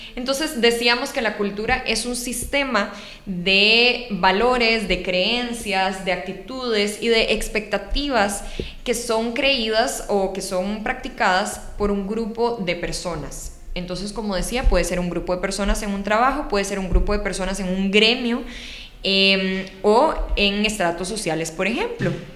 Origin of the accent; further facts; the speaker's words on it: Costa Rica; los ticos tal vez no estamos acostumbrados a hacer